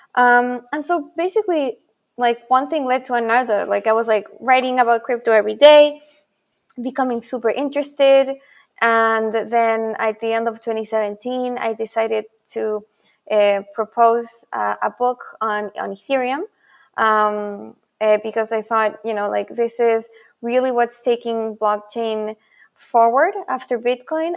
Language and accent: English; Santiago, Santiago Metropolitan Region, Chile; first language Spanish; English is a second language; also born or lived in Buenos Aires, Argentina; now in New York, United States; I'm also originally from Santiago, Chile.